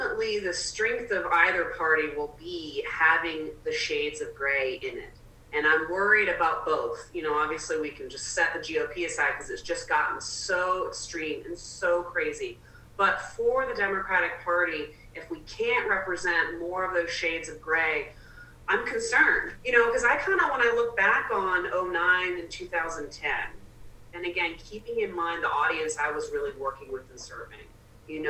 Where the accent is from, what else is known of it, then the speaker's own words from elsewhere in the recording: the South, United States; also born or lived in Atlanta, Georgia / South Carolina; I grew up in Georgia and South Carolina.